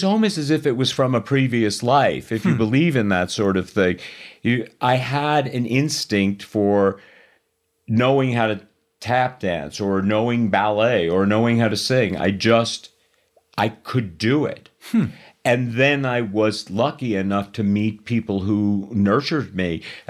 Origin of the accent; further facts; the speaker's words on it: New York City, New York, United States; also born or lived in Los Angeles; I was born in Astoria, okay. Queens, and mostly we lived in Whitestone. But by the time I was 16, I was living in Manhattan myself. I moved to LA shortly after that.